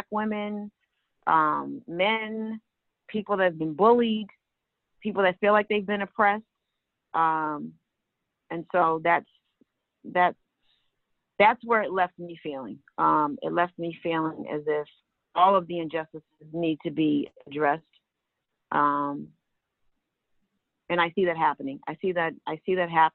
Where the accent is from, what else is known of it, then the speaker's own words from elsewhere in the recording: Boston, Massachusetts, United States; I grew up in Mattapan